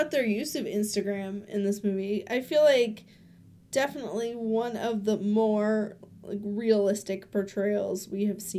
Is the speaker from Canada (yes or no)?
no; Minnesota, United States; I'm from Minnesota